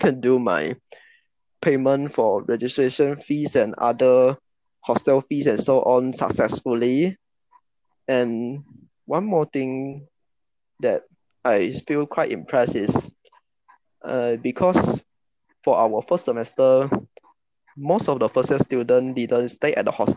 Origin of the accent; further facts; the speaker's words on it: Muar, Johor, Malaysia; I come from Muar Johor.